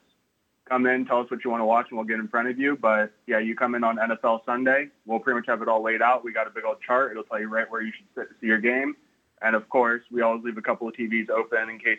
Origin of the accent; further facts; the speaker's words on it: Daytona Beach, Florida, United States; moved away as an adult; also born or lived in Tampa, United States; now in Lakeland, United States; I grew up in Daytona Beach, so this coast isn't familiar to me